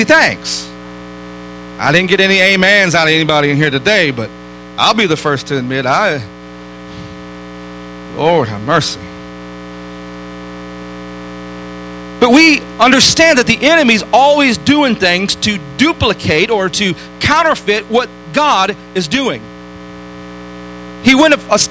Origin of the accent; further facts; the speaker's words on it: Detroit, Michigan, United States; I grew up in Detroit